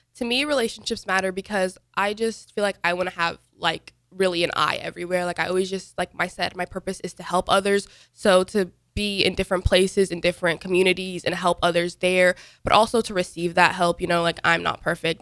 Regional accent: United States; also born or lived in Dubai / Sudan; I was born in Dubai, though, and then I was born in two thousand eight. My parents moved to America two thousand nine.

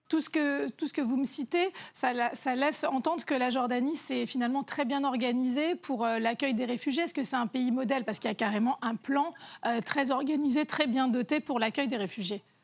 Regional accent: France; nous sommes français

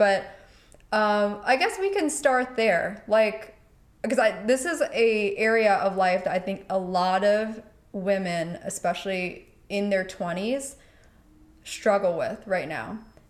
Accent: Pennsylvania, United States; now in California, United States; I came from Pennsylvania to California, have been establishing my life out here by myself.

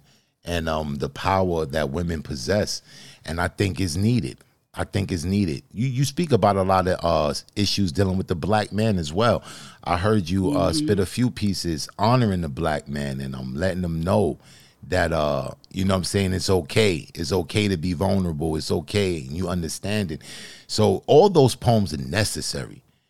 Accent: New York, United States; me being from New York

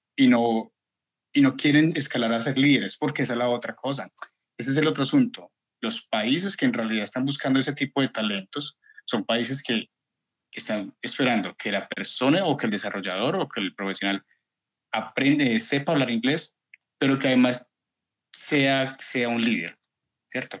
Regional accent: Colombia; hablo como colombiano

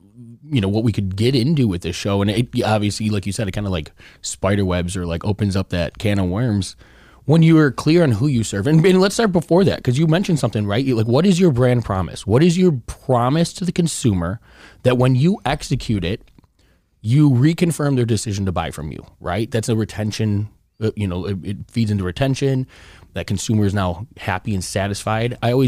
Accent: Chicago, Illinois, United States; That is not pizza in my book. I'm from Chicago. We got a whole different belief.

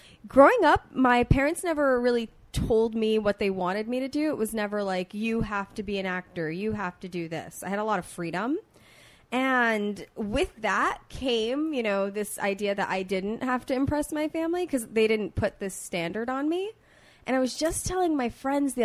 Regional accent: Long Island, New York, United States; moved away; I'm from New York. I'm from Long Island

